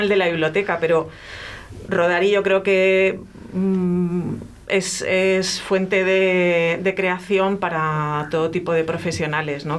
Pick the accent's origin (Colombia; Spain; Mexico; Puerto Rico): Spain; a town in Seville, Andalusia; Yo vivía en un pueblo en, Sevilla